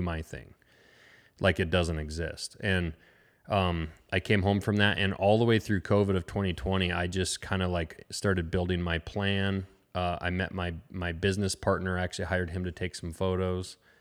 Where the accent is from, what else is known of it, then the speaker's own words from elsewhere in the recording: Lincoln, Montana, United States; also born or lived in Frenchtown, Montana; I grew up actually in Lincoln, which is about two hours east of here, a small town, uh, kinda on the edge of the Bob Marshall Wilderness